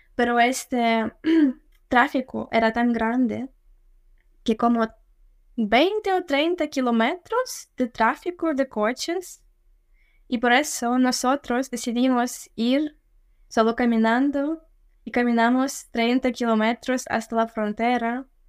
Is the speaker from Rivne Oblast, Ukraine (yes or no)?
yes; Rivne, Rivne Oblast, Ukraine; Spanish is a second language; moved away as an adult; also born or lived in Kyiv, Ukraine / England; now in Canada; soy del oeste de Ucrania, o sea, era nacido allí y también como vivía en la ciudad de Rivne, que se llama Rivne